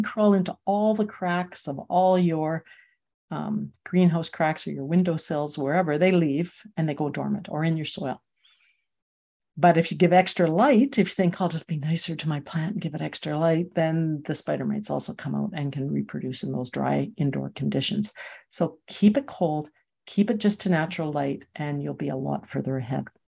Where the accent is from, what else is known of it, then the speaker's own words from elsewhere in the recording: Calgary, Alberta, Canada; moved away as an adult; I'm from Calgary